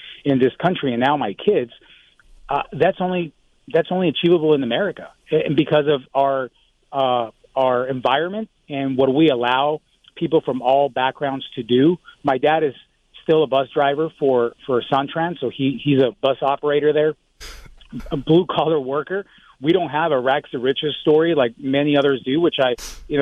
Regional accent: Tucson, Arizona, United States; I grew up in Tucson

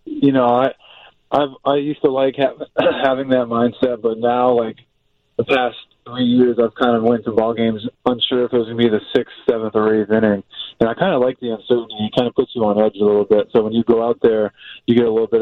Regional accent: Massachusetts, United States; I'm from Massachusetts, maybe I didn't play baseball year-round as a kid

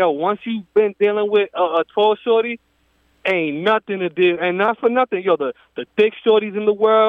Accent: New York City, New York, United States; now in West Palm Beach, United States; I'm from Brooklyn.

